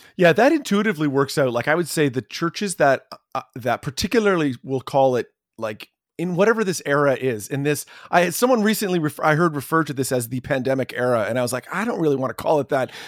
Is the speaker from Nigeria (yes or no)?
no; Canada; As a Canadian